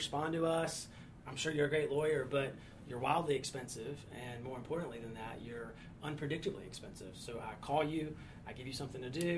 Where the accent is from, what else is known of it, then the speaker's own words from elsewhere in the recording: near Charlotte, North Carolina, United States; also born or lived in Chapel Hill, North Carolina / Raleigh-Durham, North Carolina; from North Carolina, grew up near Charlotte